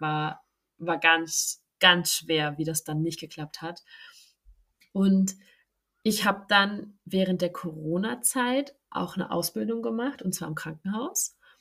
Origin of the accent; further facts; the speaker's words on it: Hamburg, Germany; ich komme ja aus Hamburg